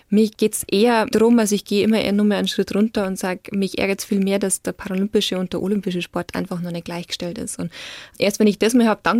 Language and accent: German; Bavaria, Germany; aber ich bin aufgewachsen in Niederbayern.